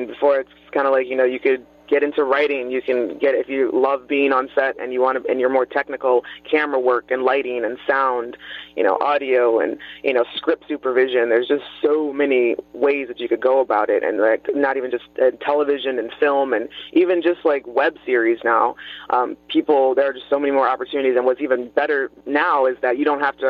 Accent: Toledo, Ohio, United States; moved away as an adult; now in Pittsburgh, United States; I am originally from Toledo, Ohio.

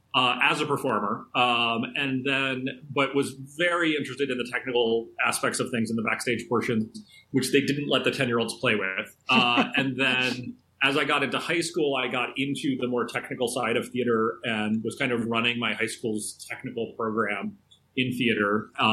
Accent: Louisville, Kentucky, United States; now in Pittsburgh, United States; I grew up a lot of different places, but I mostly grew up in Louisville, Kentucky.

